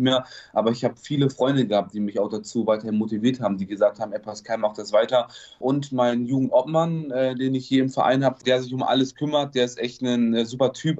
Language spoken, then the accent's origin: German; Bielefeld, North Rhine-Westphalia, Germany; Ich komme aus Bielefeld